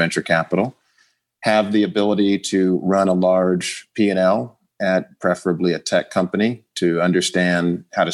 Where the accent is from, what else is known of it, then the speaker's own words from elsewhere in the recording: Oakland, California, United States; also born or lived in Virginia / Chicago; I grew up in the Bay Area in Oakland, California